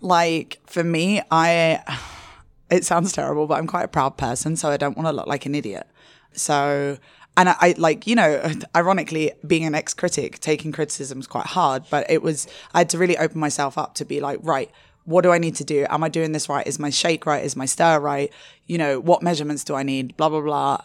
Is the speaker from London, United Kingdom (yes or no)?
yes; London, United Kingdom; moved away as an adult; also born or lived in Asia; I'm originally from London, and I moved to Asia when I was twenty-four